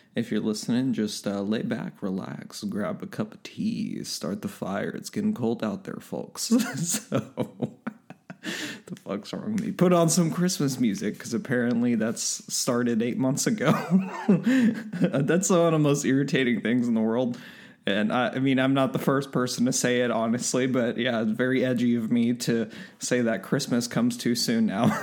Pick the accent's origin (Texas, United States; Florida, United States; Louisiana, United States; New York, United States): Texas, United States; being a Texan